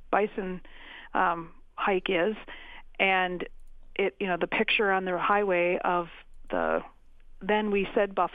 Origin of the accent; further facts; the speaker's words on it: Crosslake, Minnesota, United States; also born or lived in St. Paul Park, Minnesota; now in Mankato, United States; I was born in St. Paul Park, and when I was oh. seven, oh. we moved up to Cross Lake.